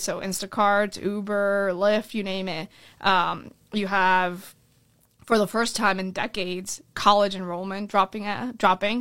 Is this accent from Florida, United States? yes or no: yes; Orlando, Florida, United States; also born or lived in Colombia / California; my family came here when I was seven years old. We moved to Orlando, Florida, and that's kind of where I, I really grew up